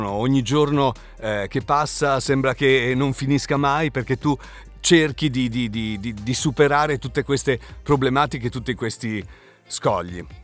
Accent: Spain; now in Italy; Quindi le banche mi dicevano no, io non, non, ti posso aprire un conto corrente da spagnolo, possiamo soltanto aprirti un conto corrente da straniero che si trova momentaneamente nel nostro paese.

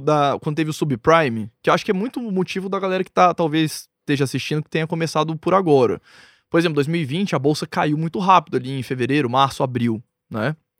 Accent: Brasília, Federal District, Brazil; eu nasci em Brasília, moro lá desde que eu nasci.

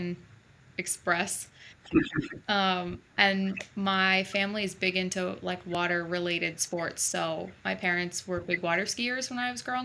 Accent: New York City, New York, United States; also born or lived in Adirondacks, New York; I grew up in Staten Island, so in New York City, but my parents have a place in upstate New York in the Adirondacks.

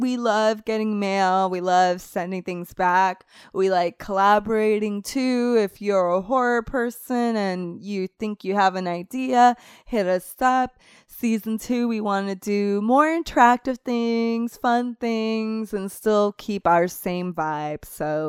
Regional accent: Puerto Rico; also born or lived in Florida; Clinton says that, but Clinton doesn't remember that I'm from a tropical area.

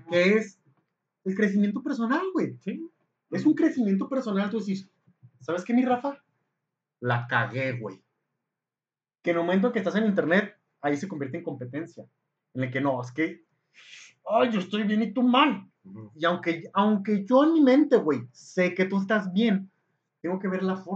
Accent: Mexico; aquí en México

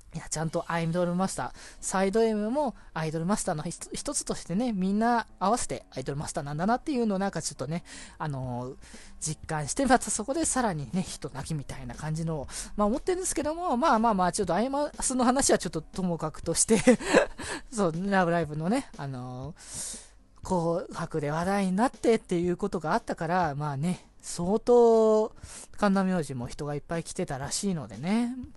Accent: Aichi, Japan; moved away as an adult; now in Tokyo, Japan; 僕地元が愛知だから

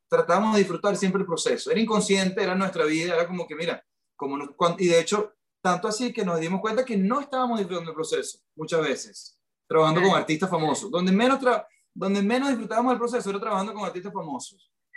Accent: Venezuela; moved away as an adult; also born or lived in Miami; now in United States; … y yo somos una pareja latina, venimos los dos criados en Latinoamérica

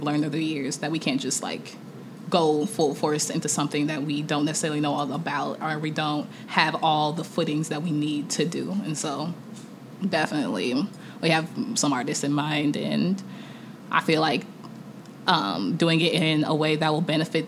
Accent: Kansas City, United States; also born or lived in Nigeria (ancestry) / Atlanta; there's a Nigerian community of like Greater Kansas City.

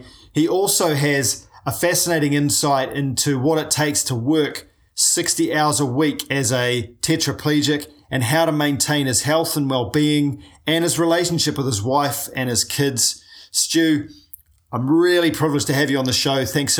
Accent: New Zealand; I'm a paraplegic from New Zealand

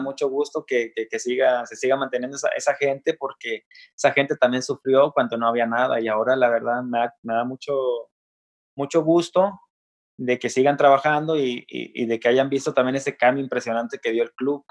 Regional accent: Mexico; desde el rancho de donde soy, originario de Nuevo León, Coahuila

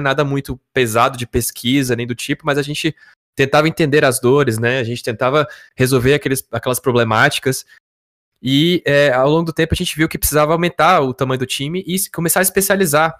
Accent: Brasília, Federal District, Brazil; eu e o Yuri, nós somos de Brasília

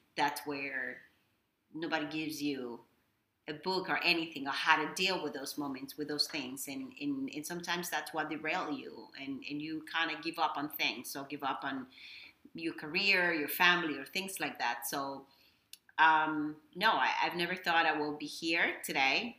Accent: Dominican Republic; English is a second language; moved away as an adult; now in Miami, United States; I am from Dominican Republic. I was born and raised in DR. Um, I moved here probably uh, 23 years ago

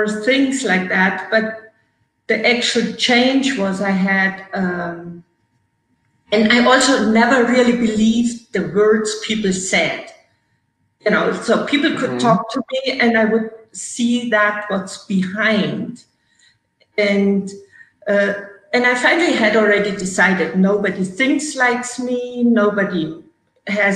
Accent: Germany; moved away as an adult; now in United States; who came to restore and relax in Germany, in my hometown

